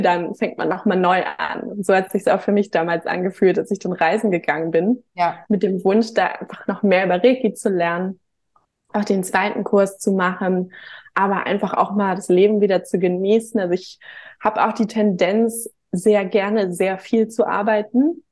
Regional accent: Hamburg, Germany; komme auch gebürtig aus Hamburg

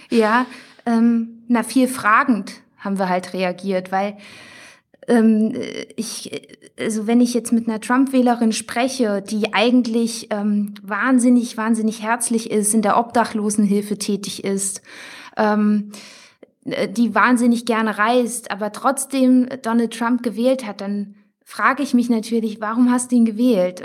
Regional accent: Thuringia, Germany; Wir kommen ursprünglich aus Thüringen

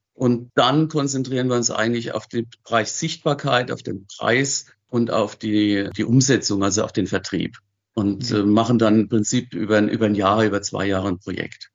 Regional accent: Wachenheim, Rhineland-Palatinate, Germany; also born or lived in Zurich area, Switzerland; Ich bin in Wachenheim groß geworden

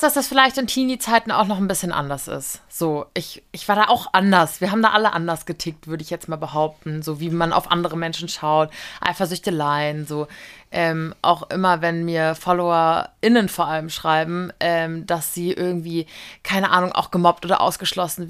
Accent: Giessen, Hesse, Germany; aus meiner Heimat Gießen

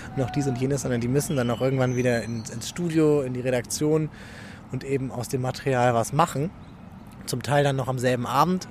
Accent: Rostock, Mecklenburg-Vorpommern, Germany; moved away as an adult; also born or lived in Freiburg / Berlin / Düsseldorf; now in Essen, Germany; Aus Rostock. Ich bin ein Nordlicht. Ähm, lange Zeit äh, in Rostock gewohnt, bis zum 18. Lebensjahr

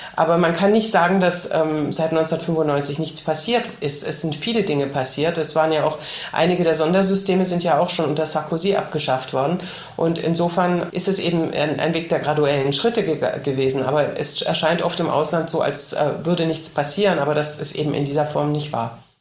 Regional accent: Germany; now in Paris, France; bei uns in Deutschland

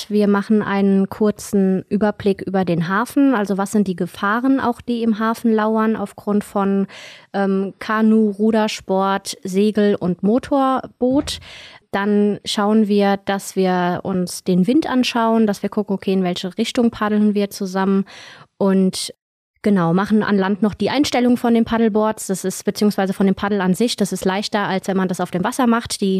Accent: Hesse, Germany; ich komme aus dem Rheingau

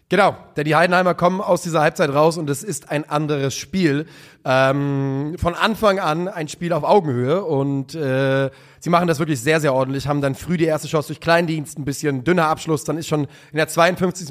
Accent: Rhine area, Germany; ich bin ja auch am Rhein aufgewachsen

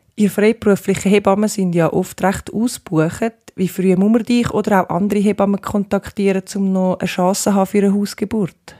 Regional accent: Switzerland; Bei uns in der Schweiz

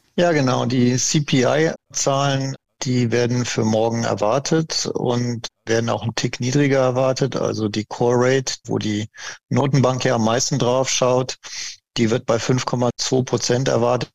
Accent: Germany; bei uns in Deutschland

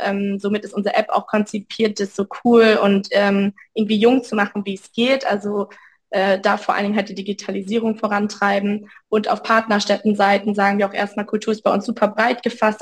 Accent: Münster, North Rhine-Westphalia, Germany; moved away as an adult; ich komme ursprünglich aus Münster, habe da mein Abi 2020 gemacht

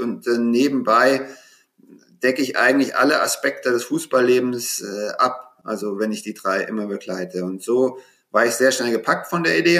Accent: Frankfurt, Hesse, Germany; moved away as an adult; also born or lived in Munich / London; schon mit 13, 14 Jahren in Frankfurt, wo ich herkomme

